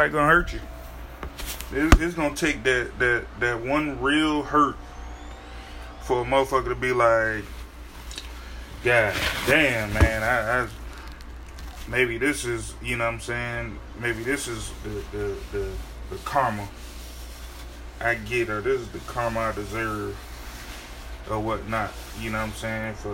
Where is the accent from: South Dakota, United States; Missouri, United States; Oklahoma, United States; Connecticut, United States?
Connecticut, United States; moved away; I'm on a vacation in my hometown of Connecticut.